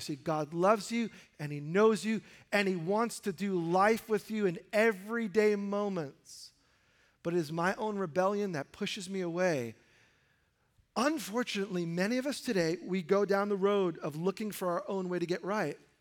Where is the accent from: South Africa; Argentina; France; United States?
United States; New York City, New York; as a high schooler growing up in New York City